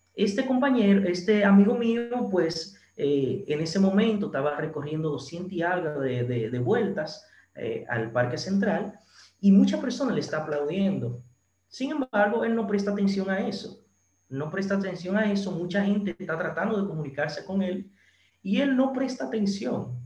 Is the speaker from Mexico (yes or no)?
no; San Francisco de Macorís, Duarte, Dominican Republic; aquí en mi ciudad natal, San Francisco